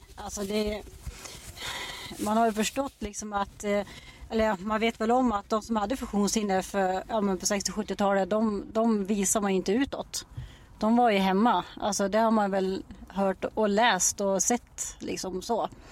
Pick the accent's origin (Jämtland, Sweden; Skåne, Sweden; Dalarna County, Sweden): Dalarna County, Sweden; Dala-Floda; also born or lived in Borlänge / Bjursås; now in Falun, Sweden; jag kommer från första början från Dala-Floda och så har jag bott i Borlänge i jättemånga år